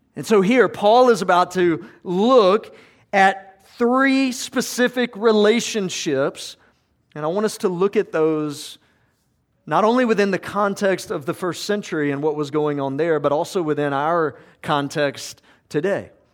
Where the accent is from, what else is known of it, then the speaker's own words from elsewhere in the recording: South Georgia, United States; I grew up in South Georgia